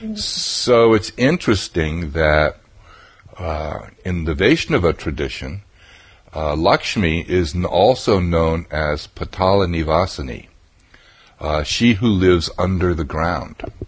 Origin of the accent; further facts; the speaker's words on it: New England, United States; also born or lived in Vermont; I grew up in New England